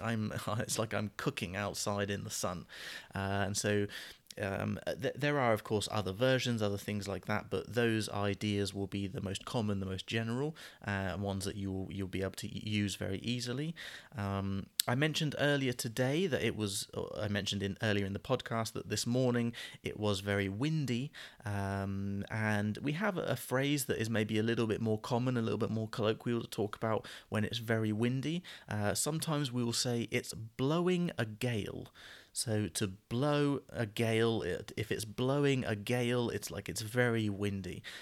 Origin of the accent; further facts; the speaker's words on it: United Kingdom; terminology that we would use as British people